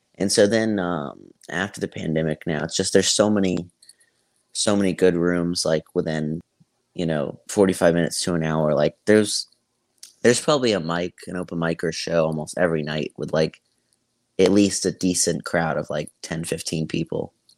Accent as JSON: {"language": "English", "town": "Tampa", "region": "Florida", "country": "United States", "also_born_or_lived": "Greenville, South Carolina", "said": "I'm from Tampa"}